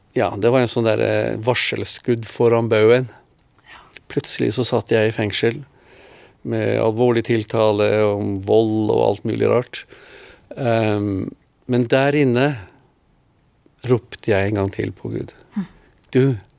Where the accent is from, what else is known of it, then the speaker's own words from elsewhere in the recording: Norway; moved away as an adult; also born or lived in Israel / Philippines; hjemme i Norge. Alle årene i Oslo